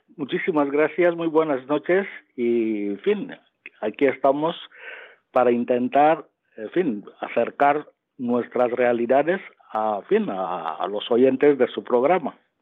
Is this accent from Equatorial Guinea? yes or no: yes; Equatorial Guinea; now in Spain; cuando yo nací, eh, estábamos en Guinea Ecuatorial